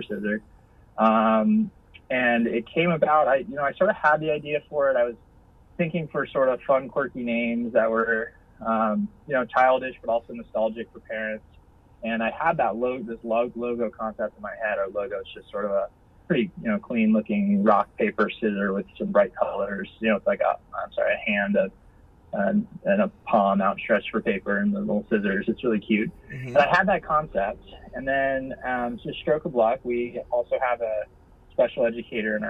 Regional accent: San Diego, California, United States; we're from San Diego

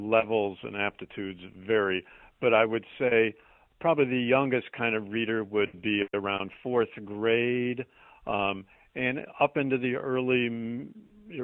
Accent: Chicago, Illinois, United States; moved away as an adult; now in Boston, United States; I grew up in and around Chicago

